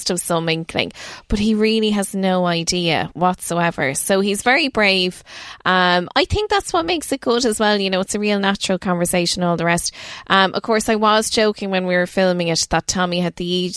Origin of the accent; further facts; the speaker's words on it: Naas, County Kildare, Ireland; moved away as an adult; now in County Meath, Ireland; I'm originally from Neeksup, so it's only down the road in Kildare.